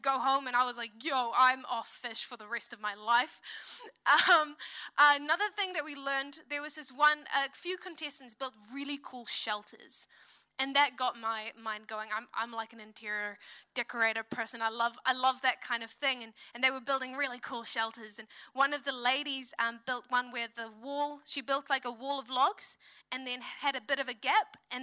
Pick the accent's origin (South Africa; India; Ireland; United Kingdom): South Africa; now in New Zealand; I'm from South Africa. We went back to South Africa at the start of this year